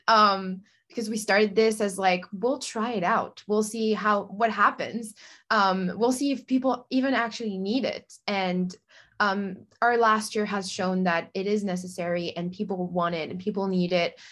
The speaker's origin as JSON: {"language": "English", "country": "France", "moved": "yes", "lives_now": "Los Angeles, United States", "said": "I'm originally from France, France. Oh my God. Uh, but I'm currently living in LA."}